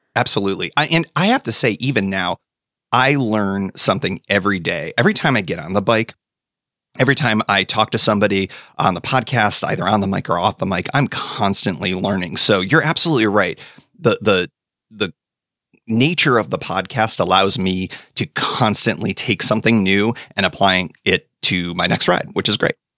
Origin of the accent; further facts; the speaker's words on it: Western New York, United States; also born or lived in DC area; now in West Virginia, United States; I grew up in Western New York, uh, a stone's throw from the Erie Canal